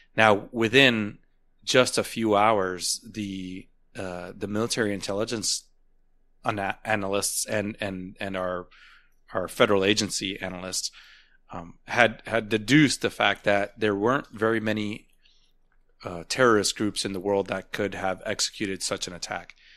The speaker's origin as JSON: {"language": "English", "country": "United States", "said": "as an American"}